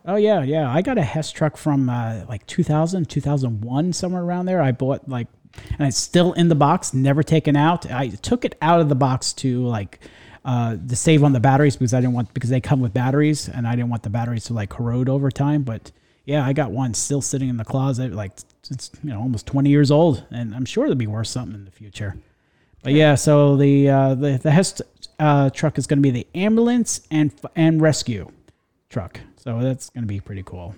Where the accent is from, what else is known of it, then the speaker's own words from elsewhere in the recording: New York area, United States; now in Florida, United States; I grew up in the New York area